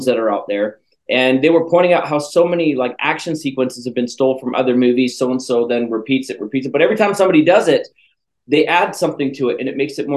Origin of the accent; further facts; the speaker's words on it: Canada; moved away; I'm from Canada originally, and in Canada, they make us speak French too